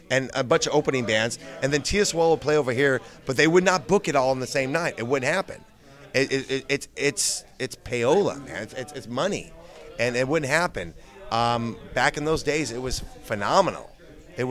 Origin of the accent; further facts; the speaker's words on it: United States; we're from America